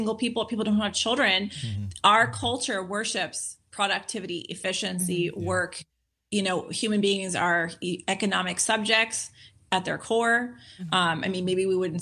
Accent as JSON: {"language": "English", "town": "Los Angeles", "region": "California", "country": "United States", "tie": "born or raised there", "said": "growing up in Los Angeles"}